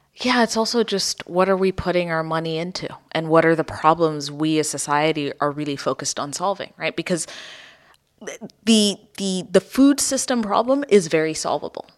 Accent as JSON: {"language": "English", "country": "Ethiopia", "tie": "born or raised there", "said": "I grew up in Ethiopia in the eighties"}